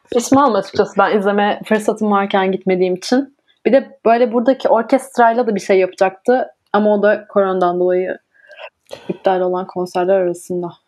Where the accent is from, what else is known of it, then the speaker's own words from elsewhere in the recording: Ankara, Turkey; moved away as an adult; now in Denmark; Ben de Ankaralıyım.